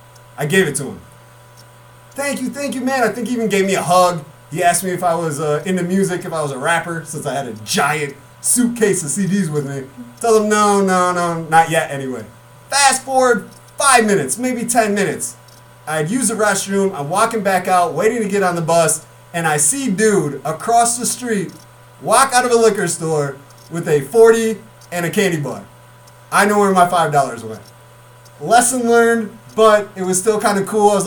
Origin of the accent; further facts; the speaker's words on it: Mendota, Illinois, United States; we're both from Mendota, Illinois